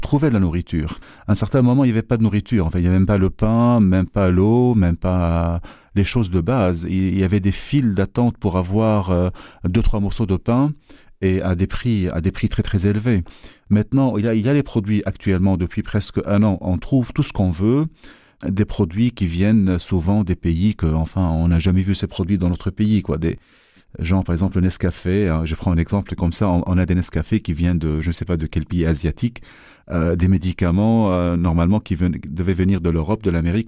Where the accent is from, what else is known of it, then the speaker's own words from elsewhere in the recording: Lebanon; moved away as an adult; now in Brussels, Belgium; je suis libanais déjà d'origine et que vu que je travaillais dans le pays